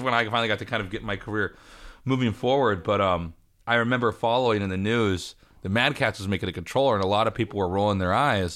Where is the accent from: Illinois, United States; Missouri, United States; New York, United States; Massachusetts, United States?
Missouri, United States; Kansas City; I'm from Kansas City, but even in Kansas City, there was, like, maybe three or four arcades